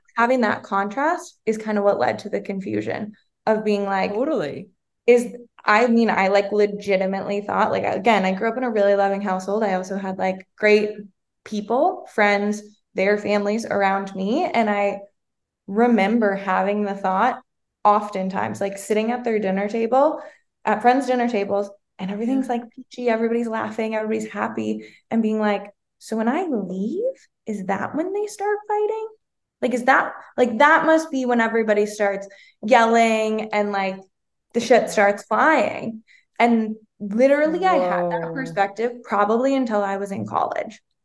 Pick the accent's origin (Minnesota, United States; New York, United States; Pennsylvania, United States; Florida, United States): Minnesota, United States; moved away as an adult; also born or lived in Arizona; I'm originally from Minnesota